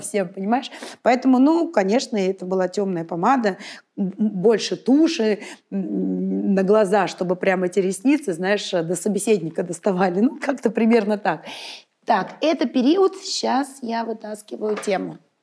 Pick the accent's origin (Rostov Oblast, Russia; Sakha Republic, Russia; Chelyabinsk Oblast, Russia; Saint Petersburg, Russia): Saint Petersburg, Russia; moved away as an adult; now in Moscow, Russia; Я родилась в Санкт-Петербурге. Ну, в Ленинграде, а, росла